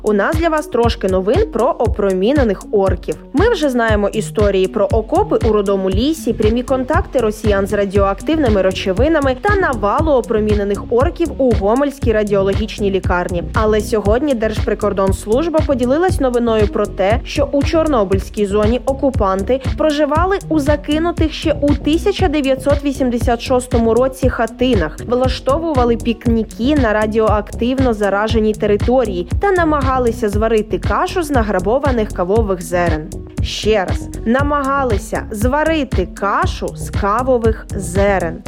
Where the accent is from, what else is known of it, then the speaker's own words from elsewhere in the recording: Ukraine; Ми з України